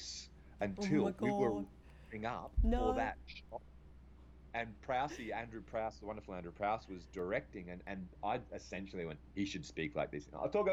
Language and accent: English; Australia; accent: Australian; me as an Aussie